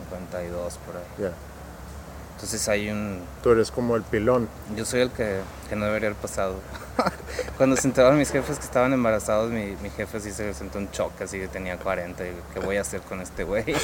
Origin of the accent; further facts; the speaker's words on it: Monterrey, Nuevo León, Mexico; Yo nací aquí en Monterrey